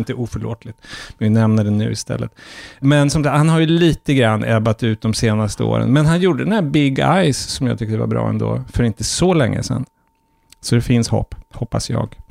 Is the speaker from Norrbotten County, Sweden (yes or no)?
yes; Norrfjärden, Norrbotten County, Sweden; min barndom i Norrfjärden, som var en slags liten förortsby till Piteå